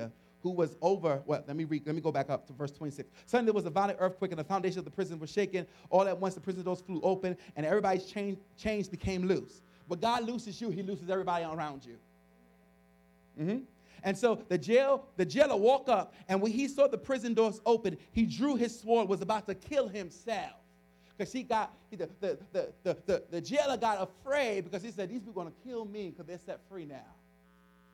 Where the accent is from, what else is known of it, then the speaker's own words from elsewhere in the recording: New York City, New York, United States; I grew up in the South Bronx